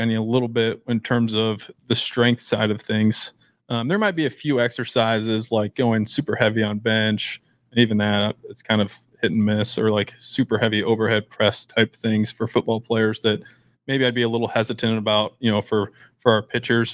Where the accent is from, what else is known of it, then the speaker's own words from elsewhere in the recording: Beatrice, Nebraska, United States; I'm from Beatrice.